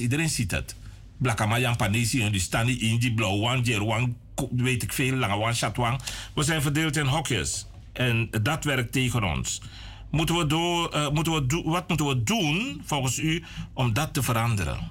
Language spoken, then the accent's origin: Dutch; Suriname; willen we eigenlijk zijn als Surinamers